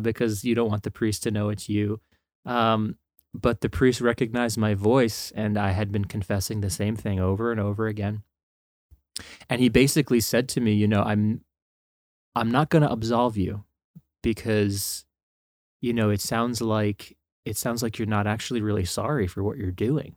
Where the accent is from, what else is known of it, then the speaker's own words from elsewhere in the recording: northern New Jersey, United States; grew up born and raised in New Jersey.